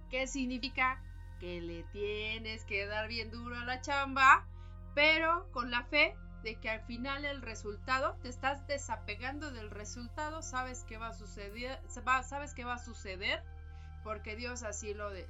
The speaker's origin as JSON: {"language": "Spanish", "country": "Mexico"}